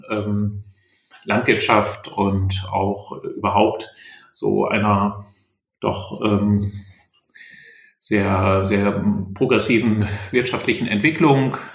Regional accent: Lower Saxony, Germany; Ich war eben im Oldenburger Land in meiner Heimat.

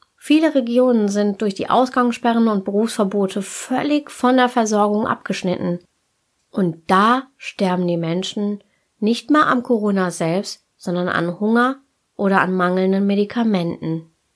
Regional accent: Germany

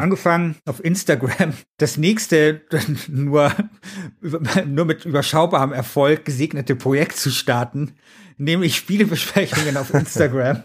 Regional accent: Munich, Bavaria, Germany; ich komme aus München Mosach, da ist niemand reich

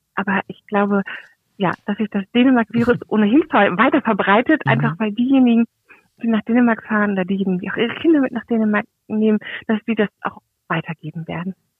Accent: Germany; also born or lived in Kiel; bei uns in Deutschland

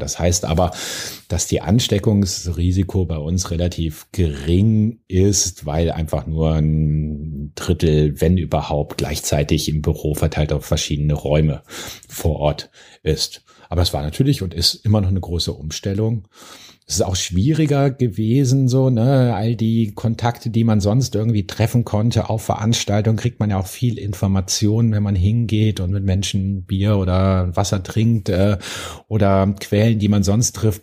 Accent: Bonn, North Rhine-Westphalia, Germany; ich komme aus Bonn

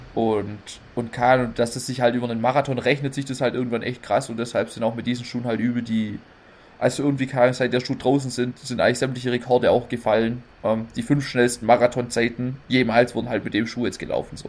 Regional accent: Neuffen, Baden-Württemberg, Germany; hier bei uns in Neufen im Kaff

